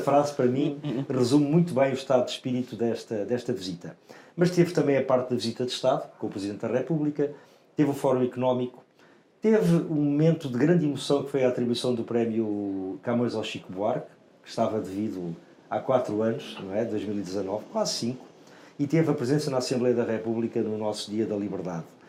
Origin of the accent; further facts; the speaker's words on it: Portugal; o único português